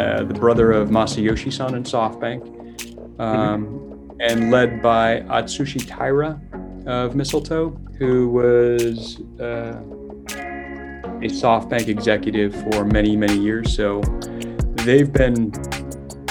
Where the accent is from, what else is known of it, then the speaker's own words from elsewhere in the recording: Silicon Valley, California, United States; also born or lived in Europe; I was born, raised in Silicon Valley, about a mile away from Apple headquarters